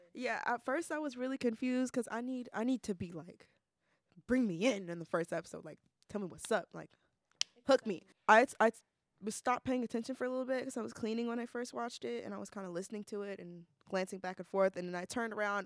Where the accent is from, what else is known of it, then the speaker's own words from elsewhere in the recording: Ohio, United States; moved away; I'm from Ohio